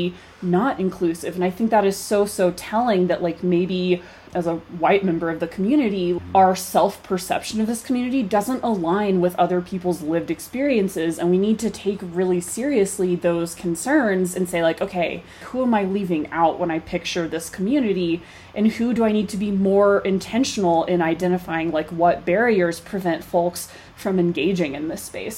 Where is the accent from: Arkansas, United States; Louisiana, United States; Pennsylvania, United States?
Arkansas, United States; Fayetteville; moved away as an adult; now in Colorado, United States; growing up in Fayetteville, track capital of the mm-hmm. world